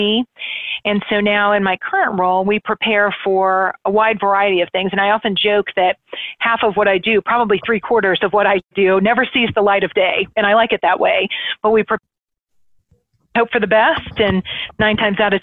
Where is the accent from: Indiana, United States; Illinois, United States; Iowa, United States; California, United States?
Indiana, United States; Indianapolis; moved away as an adult; now in Cincinnati, United States; growing up in Indianapolis, that was my home park